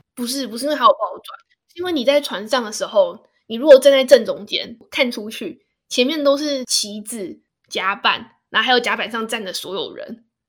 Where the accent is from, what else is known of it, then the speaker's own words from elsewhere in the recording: Hsinchu, Taiwan; 我是新竹人嘞